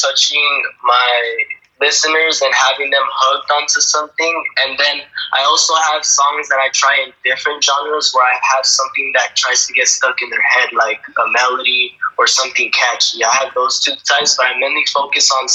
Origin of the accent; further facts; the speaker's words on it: Washington, United States; We're from Washington